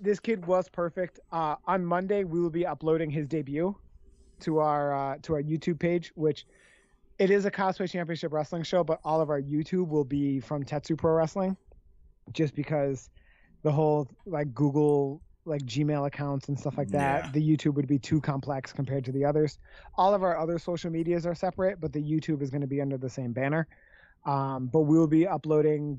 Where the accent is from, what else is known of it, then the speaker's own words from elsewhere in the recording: Canada; I'm Canadian